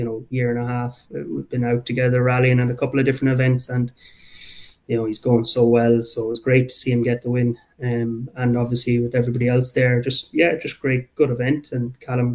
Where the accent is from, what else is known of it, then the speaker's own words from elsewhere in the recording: Abbeyleix, Laois, Ireland; now in Dublin, Ireland; I'm from Abbey Leaks